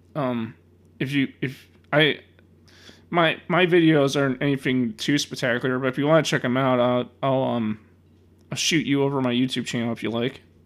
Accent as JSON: {"language": "English", "town": "Chicago", "region": "Illinois", "country": "United States", "said": "I'm from Chicago"}